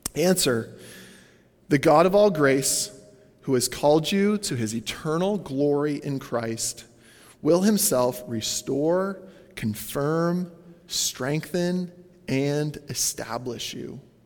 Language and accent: English; Canada; as a Canadian